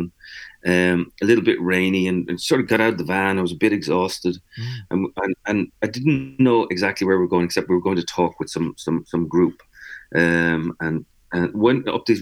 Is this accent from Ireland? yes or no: yes; Dublin, Leinster, Ireland; now in New York, United States; I'm from Dublin